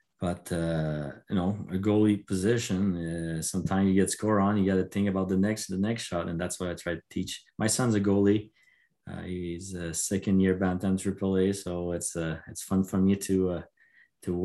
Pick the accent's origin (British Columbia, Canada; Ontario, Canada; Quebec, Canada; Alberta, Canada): Quebec, Canada; I'm from Quebec